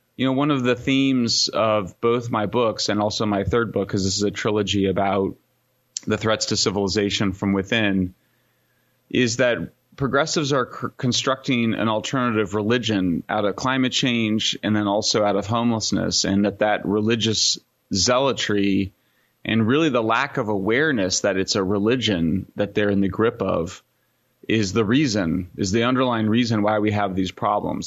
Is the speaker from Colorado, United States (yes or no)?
yes; Greeley, Colorado, United States; now in Berkeley, United States; I am from Greeley, Colorado. Born in nineteen seventy-one